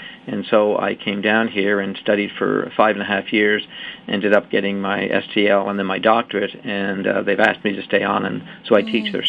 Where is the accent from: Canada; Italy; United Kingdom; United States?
Canada; born there; I was born in Canada and part of it was called the Anglican Church of Canada, which is associated with the Church of England.